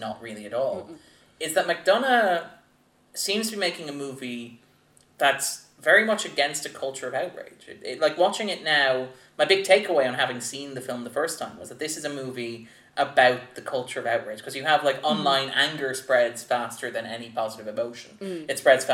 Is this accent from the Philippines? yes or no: no; Ireland; we're just Irish people